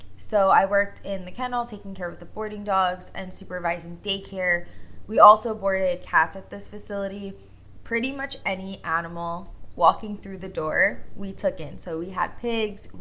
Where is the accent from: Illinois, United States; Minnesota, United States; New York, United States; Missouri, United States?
New York, United States; Long Island; I was born and raised on Long Island, still currently here on Long Island.